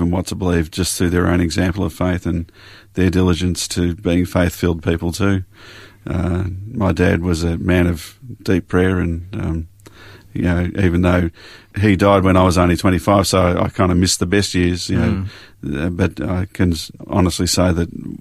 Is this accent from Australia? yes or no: yes; Melbourne, Victoria, Australia; also born or lived in Glen Waverley; now in Yarra Valley, Australia; did most of my growing up in Springvale